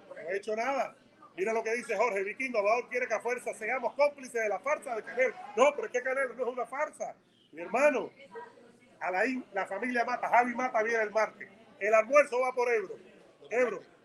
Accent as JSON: {"language": "Spanish", "country": "Cuba", "moved": "yes", "lives_now": "United States", "said": "Yo soy cubano"}